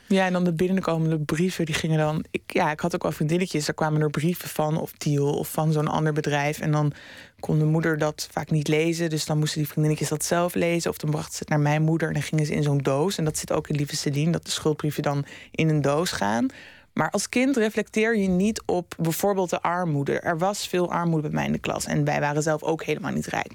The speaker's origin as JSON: {"language": "Dutch", "town": "Amsterdam", "region": "North Holland", "country": "Netherlands", "tie": "born or raised there", "said": "Ik kom zelf uit Oost, Amsterdam Oost. En nu woon ik eh, vijf jaar in Noord"}